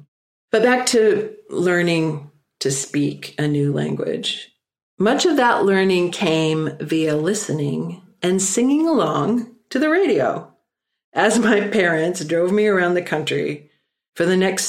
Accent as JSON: {"language": "English", "town": "Minneapolis", "region": "Minnesota", "country": "United States", "tie": "born or raised there", "also_born_or_lived": "Stockholm, Sweden", "said": "I was born in Stockholm, Sweden, and I lived there until I was 5 and obviously learned to speak Swedish. Then my parents gathered me up and we emigrated to the United States. And our first stop was Minneapolis, Minnesota"}